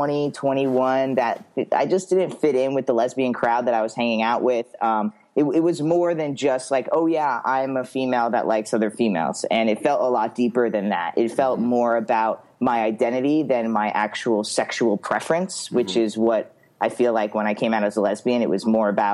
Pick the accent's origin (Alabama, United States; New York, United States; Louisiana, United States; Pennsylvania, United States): New York, United States; Long Island; moved away as an adult; also born or lived in Florida; now in Oregon, United States; I was born and raised Long Island, New York, till I was 23